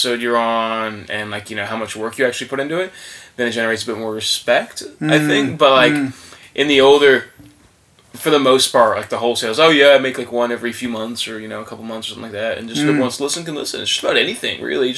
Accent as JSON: {"language": "English", "region": "Andalusia", "country": "Spain", "tie": "born or raised there", "also_born_or_lived": "Atlanta, United States", "said": "So I was born in Atlanta, Georgia, in 1995, and I've got a bit of a weird upbringing. When I was about 8 years old, I moved to the south of Spain"}